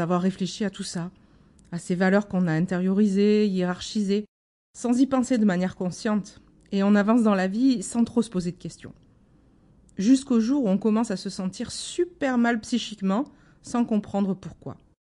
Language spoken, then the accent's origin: French; Marseille, Provence-Alpes-Côte d'Azur, France; je suis marseillaise